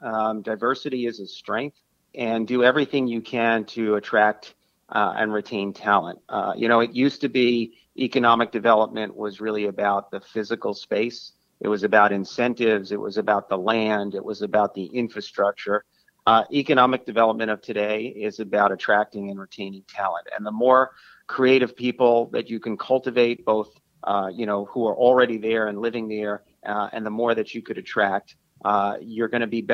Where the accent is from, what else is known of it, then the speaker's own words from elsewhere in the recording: Brooklyn, New York, United States; also born or lived in Reading, Pennsylvania; It was the first time I was away from my hometown.